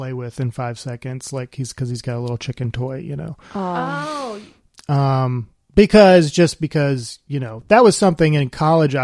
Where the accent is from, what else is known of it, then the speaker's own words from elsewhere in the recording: Alabama, United States; I grew up in Alabama.